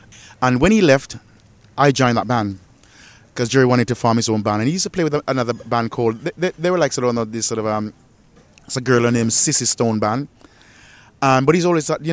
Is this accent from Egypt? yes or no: no; Jamaica; moved away; also born or lived in England; I was born in Jamaica